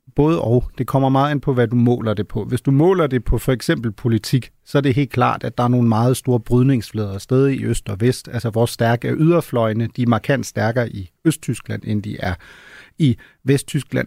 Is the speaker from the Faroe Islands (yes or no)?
no; Germany; now in Denmark; Jeg er tysker